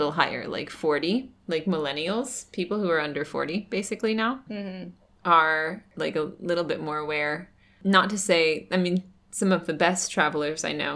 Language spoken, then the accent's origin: English; United States; as an American